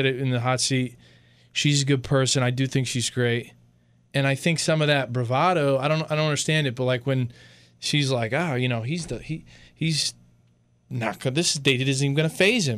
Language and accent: English; Connecticut, United States; my home state.